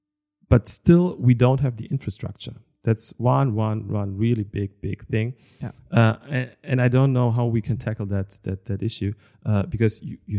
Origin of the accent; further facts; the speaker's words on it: Moers, North Rhine-Westphalia, Germany; English is a second language; I don't know, I'm coming from Moers.